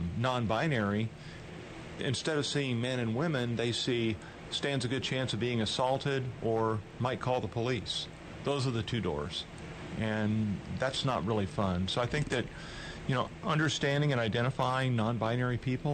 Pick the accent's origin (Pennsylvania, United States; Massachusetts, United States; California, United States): California, United States; moved away; born in California